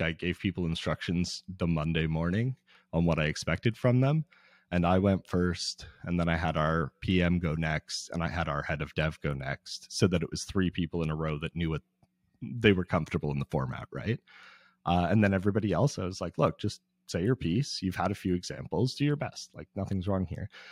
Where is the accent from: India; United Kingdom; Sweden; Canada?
Canada; Toronto, Ontario; I'm from Toronto, where y, there's no swimming for most of the, most of the winter